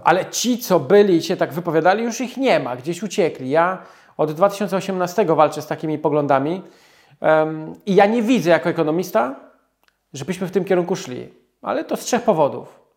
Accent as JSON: {"language": "Polish", "area": "small town near Radom", "region": "Masovian Voivodeship", "country": "Poland", "tie": "born or raised there", "said": "Mieszkaliśmy w takiej niedużej miejscowości, 6 tysięcy mieszkańców pod Radomiem"}